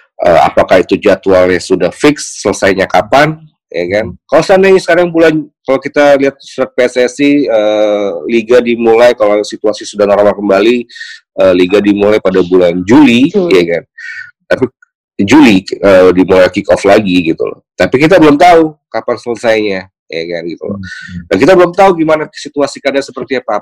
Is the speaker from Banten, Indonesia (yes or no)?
yes; Tangerang, Banten, Indonesia; saya lahir besar di Tangerang